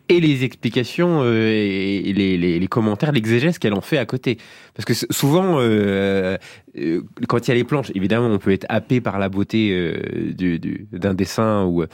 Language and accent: French; France